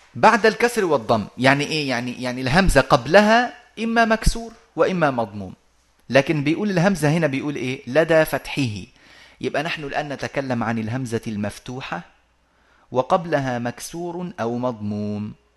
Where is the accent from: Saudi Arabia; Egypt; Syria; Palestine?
Egypt; moved away; also born or lived in Arabian Peninsula; وعندنا في في مصر